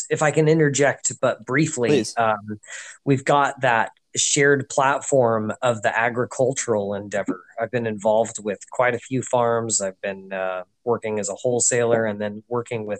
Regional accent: United States; as an American

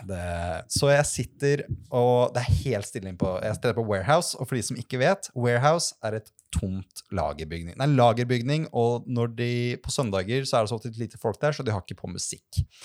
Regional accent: Lillestrøm, Akershus, Norway; Jeg er fra, er fra Lillestrøm

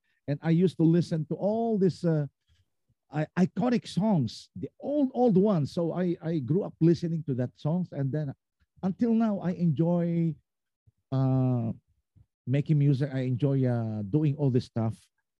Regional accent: Philippines; Being a Filipino artist, and of course we can make some collaborations

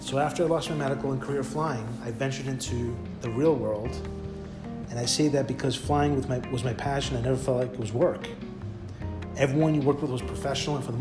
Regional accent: New York City, New York, United States; I was born and raised in Bayside, Queens, New York

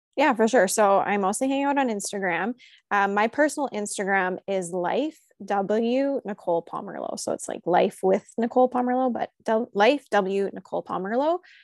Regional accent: Canada; We grew up across the street from one another, and recently she actually moved to, um, United States, so we're from Canada originally

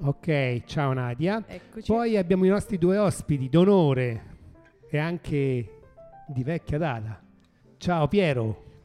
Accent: Rome, Lazio, Italy; sono di Roma

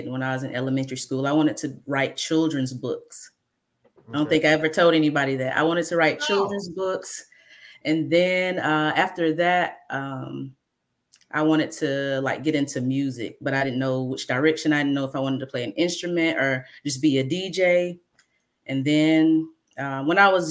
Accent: Mobile, Alabama, United States; I'm from Mobile, Alabama

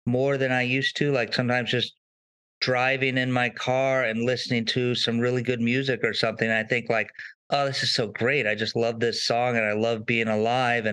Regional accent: Southern California, United States; I grew up in Southern California

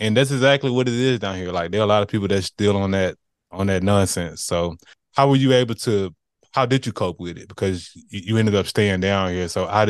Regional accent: Montgomery, Alabama, United States; I'm born and raised in the Gump

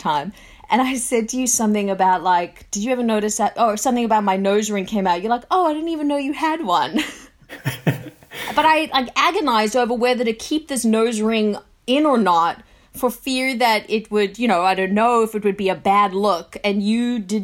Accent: South Africa; moved away; also born or lived in Australia; I was born in South Africa and then, you know, moved to Australia

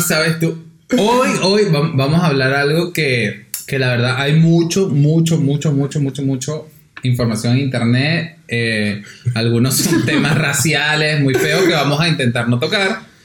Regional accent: Venezuela; now in Argentina; uno, el venezolano

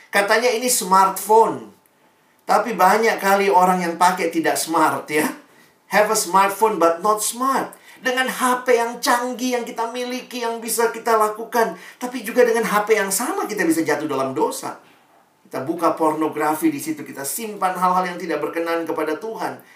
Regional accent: Makassar, South Sulawesi, Indonesia; Ya, saya juga orang Indonesia Timur ya. Papa saya Ambon, mama saya Manado, saya lahir besar di Makassar.

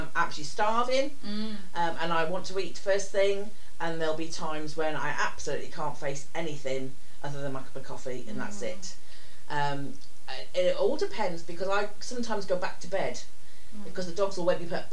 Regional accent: England, United Kingdom; As English people

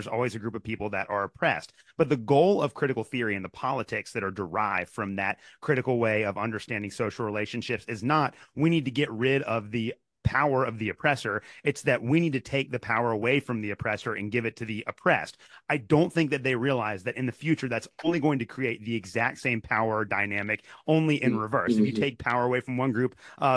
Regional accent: Kentucky, United States; when I was growing up in Kentucky

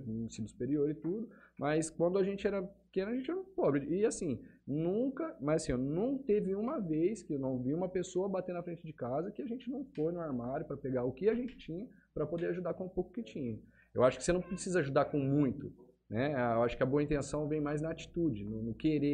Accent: Votuporanga, São Paulo, Brazil; moved away; Eu sou de Votuporanga, né? É, lá também fazia parte do grupo de jovens da igreja

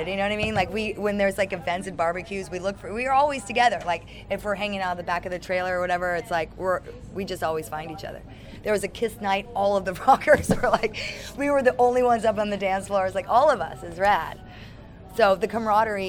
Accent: San Francisco, California, United States; now in Los Angeles, United States; I'm from San Francisco. I live in Los Angeles

